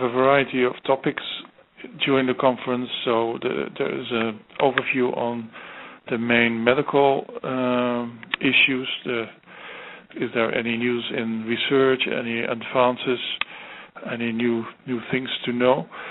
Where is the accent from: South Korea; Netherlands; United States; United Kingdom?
Netherlands; my home country, the Netherlands